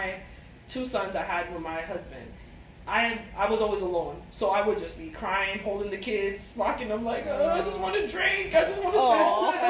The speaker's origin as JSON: {"language": "English", "country": "Jamaica", "said": "But even though I'm Jamaican, we're definitely not compatible."}